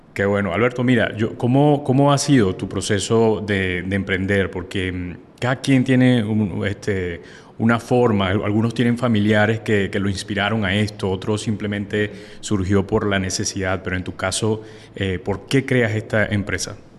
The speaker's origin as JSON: {"language": "Spanish", "country": "Venezuela", "moved": "yes", "lives_now": "Colombia", "said": "yo vivo en Colombia, eh, soy de Venezuela"}